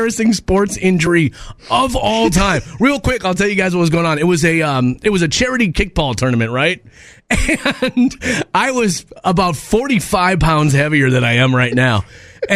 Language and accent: English; Minneapolis, Minnesota, United States; I grew up in North Minneapolis